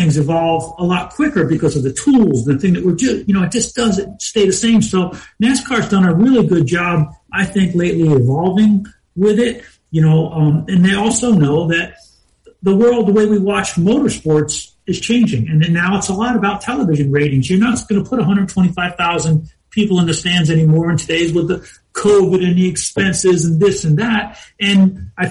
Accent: New Jersey, United States; moved away; growing up where I grew up in New Jersey and racing around there

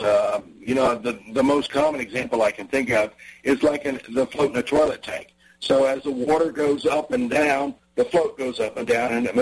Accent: New Jersey, United States; I grew up in New Jersey

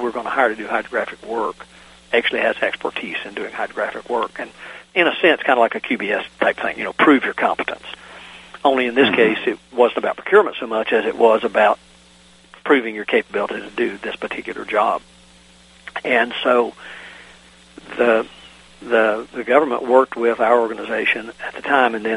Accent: Virginia, United States; in my home state of Virginia

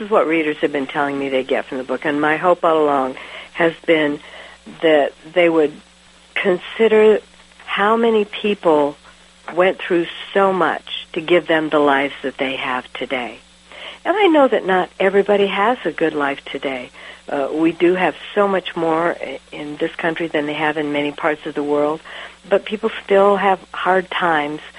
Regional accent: United States; all of a sudden I realized I'm so American.

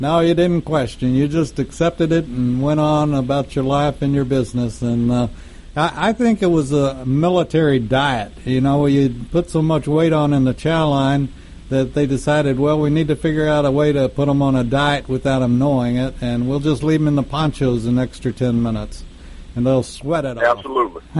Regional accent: United States; we're American

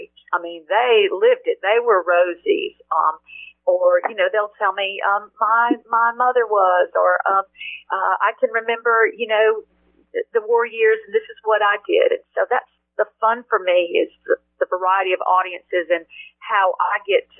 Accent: Georgia, United States; my home state of Georgia

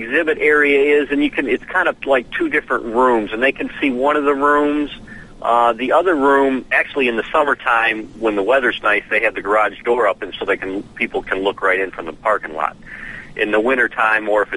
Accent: Romeo, Michigan, United States; now in Nashville, United States; we grew up in Romeo, north of Detroit, small town, maybe 10,000 people

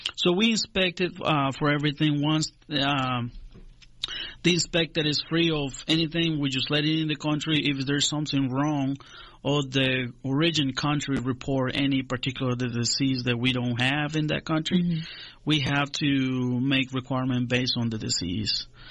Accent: Honduras; moved away as an adult; now in Griffin, United States; I was born in Honduras, in Central America, um, in the 70s, uh-huh. late uh-huh. 70s. Uh-huh. Uh, moved to the United States uh, approximately 10 years ago. I grew up in Honduras.

